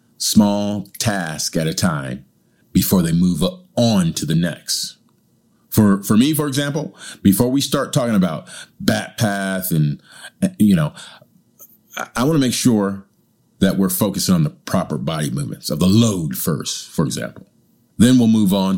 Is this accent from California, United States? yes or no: yes; California, United States; now in China; as a Californian